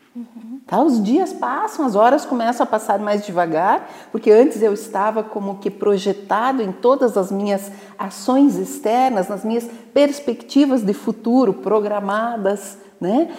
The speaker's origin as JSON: {"language": "Portuguese", "town": "Videira", "region": "Santa Catarina", "country": "Brazil", "tie": "born or raised there", "said": "eu sou nascida em Santa Catarina, né? Eu venho de uma cidadezinha chamada Videira, que é o, a capital da uva e do vinho"}